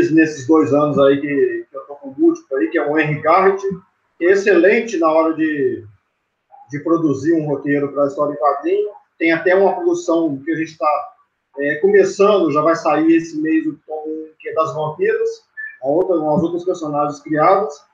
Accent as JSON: {"language": "Portuguese", "town": "Carangola", "region": "Minas Gerais", "country": "Brazil", "said": "interior de Minas Gerais, um cidade pequena chamada Carangola, zona da mata de Minas."}